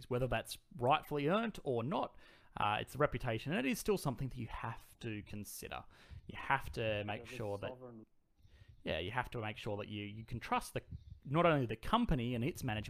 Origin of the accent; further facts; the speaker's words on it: Australia; accent: bogan; my bogan accent